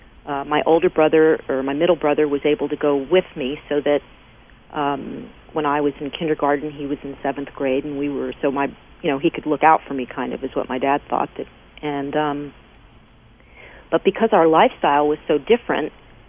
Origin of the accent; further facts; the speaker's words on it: Paterson, New Jersey, United States; I was born in Paterson, New Jersey, which is known for its silk factories